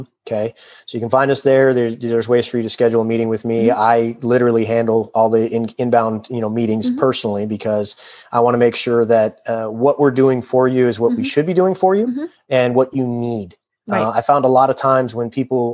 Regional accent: Southern California, United States; moved away as an adult; also born or lived in Colorado; I grew up in Southern California when the Rams were there

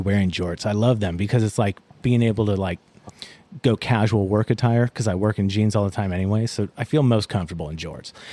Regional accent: Atlanta, Georgia, United States; moved away; I'm originally from Atlanta, Georgia.

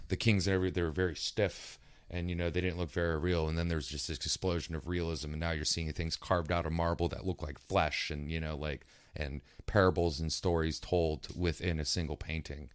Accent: East Coast, West Virginia, United States; I'm from East Coast, West Virginia

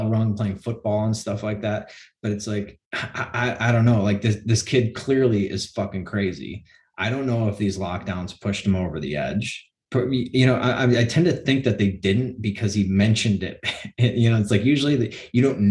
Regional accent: Chicago, Illinois, United States; in Chicago, my hometown

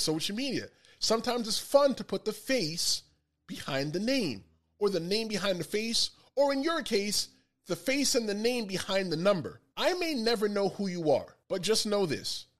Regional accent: New York City, New York, United States; I grew up in the Bronx, surrounded by Dominicans, surrounded by Puerto Ricans

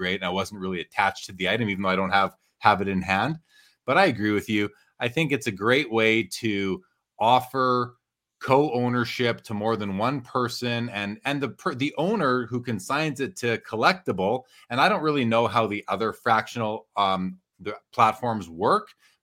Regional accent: Canada; I'm Canadian

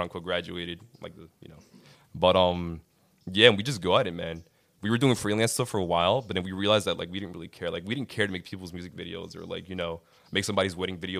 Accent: Linden, New Jersey, United States; I am from Linden, New Jersey. I'm Colombian

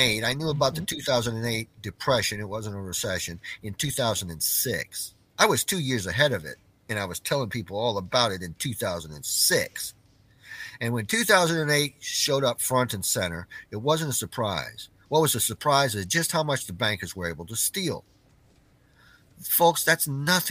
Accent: Clarksville, Tennessee, United States; my hometown here in Clarksville, Tennessee

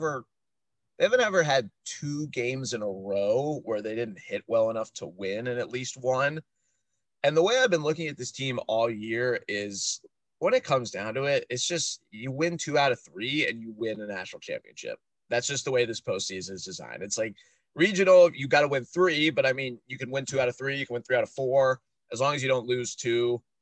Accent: Pittsburgh, Pennsylvania, United States; I'm also from Pittsburgh.

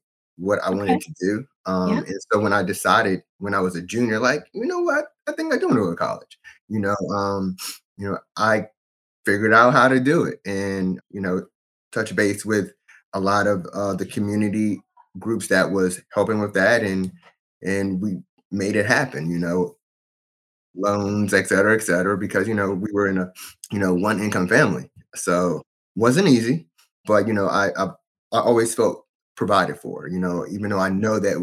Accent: Fredericksburg, Virginia, United States; I'm from Fredericksburg, Virginia, born and raised. I've lived in Virginia my whole life.

